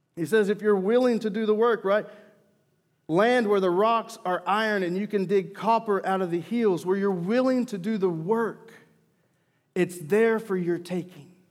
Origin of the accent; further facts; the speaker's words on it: Mena, Arkansas, United States; I grew up in Mena, Arkansas. And being from the South